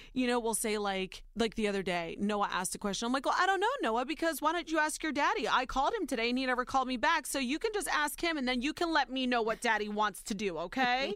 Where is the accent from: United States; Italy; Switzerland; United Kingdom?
United States; Warren, Ohio; born or raised there; also born or lived in Youngstown, Ohio